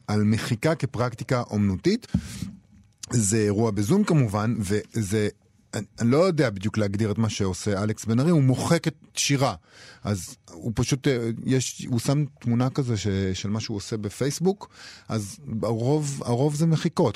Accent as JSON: {"language": "Hebrew", "town": "Rehovot", "region": "Central District", "country": "Israel", "tie": "born or raised there", "said": "מעיר הולדתי רחובות"}